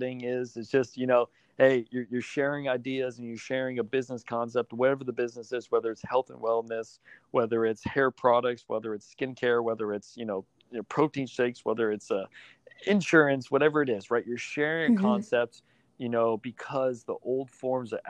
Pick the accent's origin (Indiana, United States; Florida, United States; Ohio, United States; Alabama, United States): Florida, United States; South; I'm actually from South Florida.